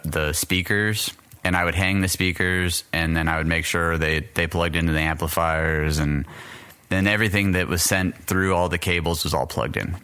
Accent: El Paso, Texas, United States; moved away; also born or lived in Orlando, Florida / Pennsylvania; I was born in El Paso, Texas

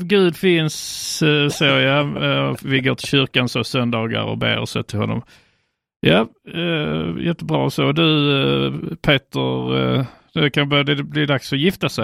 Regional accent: Sweden; infödda kristna svenskar. Ja. För det är det jag, kan, det är, det jag är själv

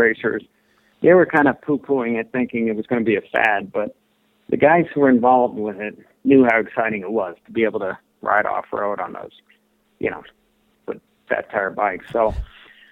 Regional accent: Durango, Colorado, United States; my hometown of Durango

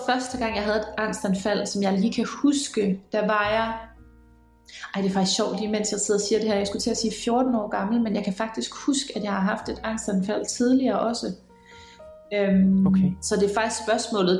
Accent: Aarhus, Central Denmark Region, Denmark; accent: Jutlandic; moved away as an adult; now in Copenhagen, Denmark; Jeg kommer fra Aarhus. Det kan I måske høre. Jeg taler jysk

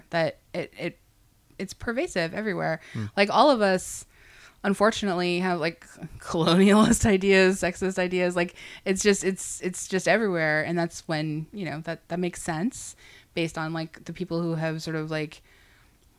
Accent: Canada; as a Canadian

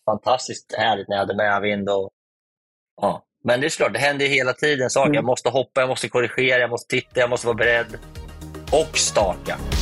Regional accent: Sweden; Hemma i Sverige

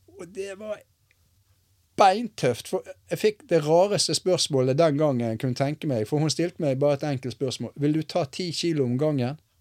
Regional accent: Askøy, Vestland, Norway; moved away as an adult; also born or lived in Bergen, Norway; now in Risør, Norway; Nå har jo jeg vært der lenger enn eh, jeg har vært hjemme i Bergen

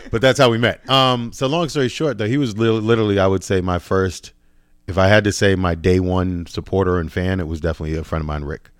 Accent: Boston, Massachusetts, United States; moved away as an adult; also born or lived in Virginia / New York City; now in Los Angeles, United States; I'm originally from Boston, like, kinda like Dorchester, Roxbury

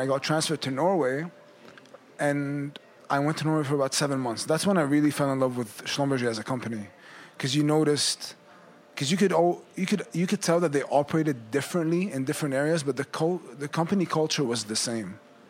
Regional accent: Saudi Arabia; So I grew up in Saudi Arabia. I went to the French school there.

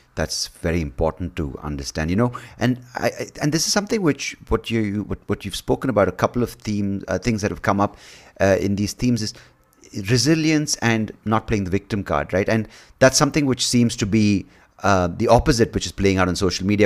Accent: Bangalore, Karnataka, India; I'm from Bangalore, India. I was born here.

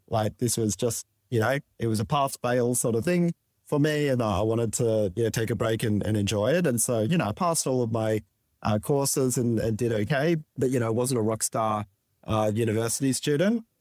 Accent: Sydney, New South Wales, Australia; born on the north shore of Sydney and, um, in the quiet suburb of Saint Ives, Chase.

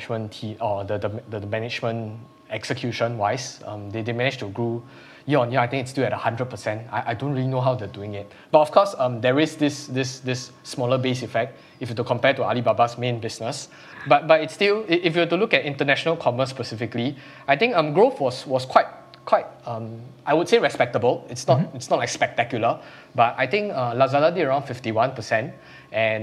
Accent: Singapore; as a Singaporean

